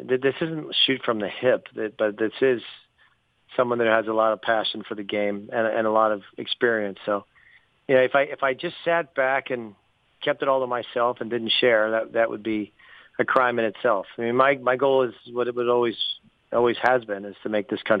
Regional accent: United States; an American-born player in the Bundesliga

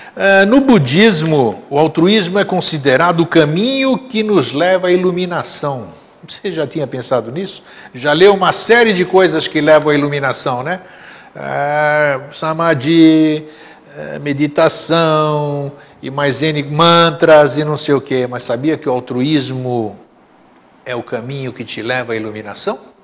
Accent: Greece; now in Brazil; meu país natal, para a Grécia

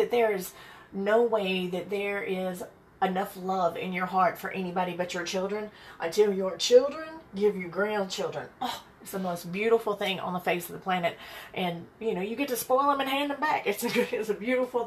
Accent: Birmingham, Alabama, United States; moved away as an adult; also born or lived in Chicago Heights, Illinois / Atlanta, Georgia; now in San Diego, United States; I am originally from Birmingham, Alabama

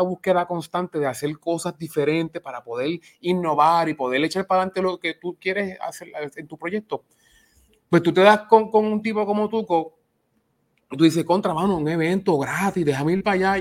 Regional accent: Ponce, Puerto Rico; somos de Ponce

